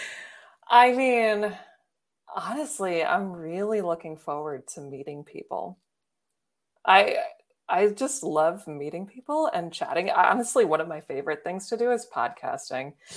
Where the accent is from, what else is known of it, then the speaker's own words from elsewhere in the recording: Baltimore, Maryland, United States; I'm from Baltimore